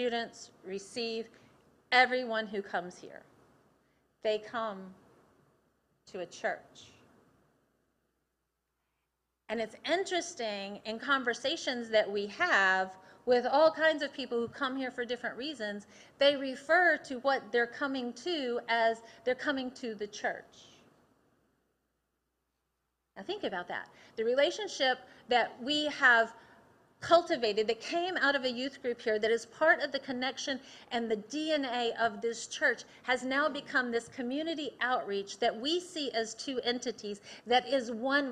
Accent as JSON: {"language": "English", "town": "Athens", "region": "Tennessee", "country": "United States", "tie": "born or raised there", "said": "I grew up in Athens, Tennessee"}